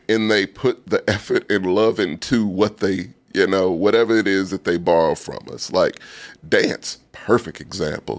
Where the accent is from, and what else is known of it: Texas, United States; born or raised there